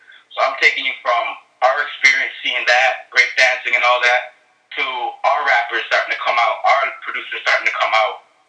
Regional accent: Toronto, Ontario, Canada; I grew up around African, Caribbean, Chinese, Middle East, South American, like every culture is in Toronto.

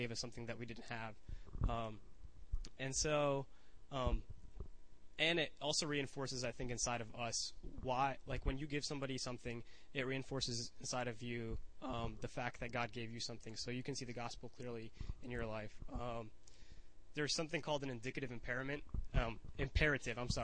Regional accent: Satellite Beach, Florida, United States; moved away as an adult; I'm coming from Satellite Beach, which is a super small beach town that I'm from back at home, like 2 hours away from here

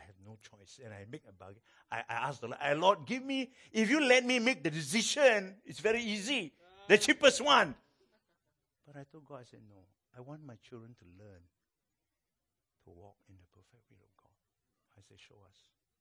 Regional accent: Malaysia; I'm from Malaysia

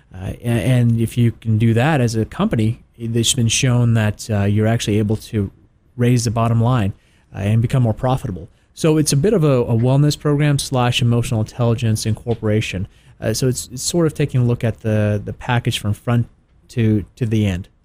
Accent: Tennessee, United States; now in Atlanta, United States; I grew up in Tennessee

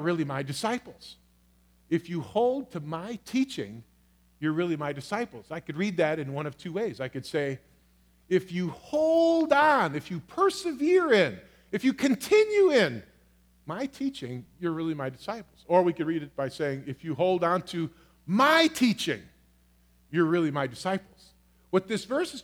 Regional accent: United States; I am first a Christian. I am secondly an American

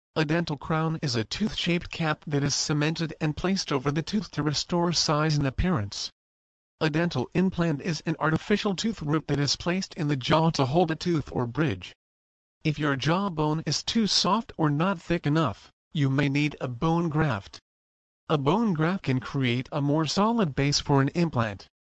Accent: Bogotá, Colombia; moved away as an adult; now in United States; I was born in Bogota, Colombia

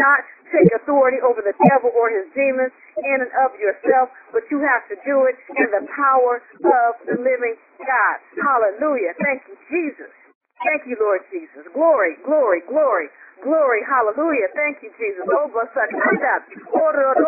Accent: Southern California, United States; I'm from Southern California. I've been in some earthquakes

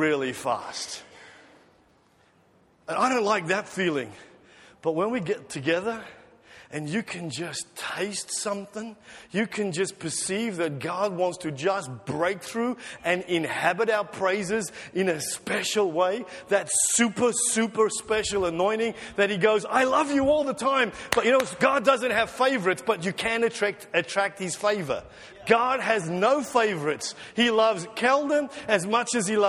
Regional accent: South Africa; now in Australia; I'm just a South African, naturalized Australian of Dutch descent.

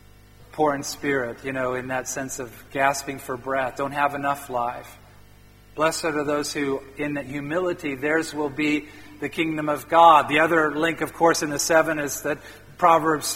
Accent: Midwest of the U.S., United States; I grew up in the Midwest of the U.S.

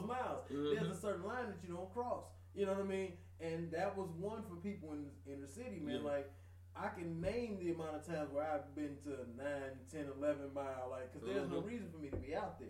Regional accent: Detroit, Michigan, United States; I'm from Detroit

